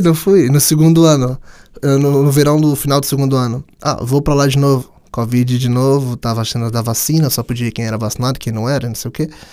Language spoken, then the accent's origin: Portuguese; Brazil; moved away as an adult; now in Portugal; para mim que vim do Brasil